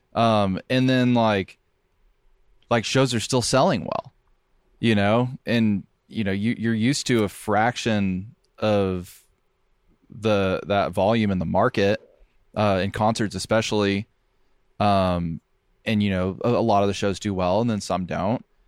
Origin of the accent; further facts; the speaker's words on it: Seymour, Tennessee, United States; also born or lived in Nashville; I'm from Seymour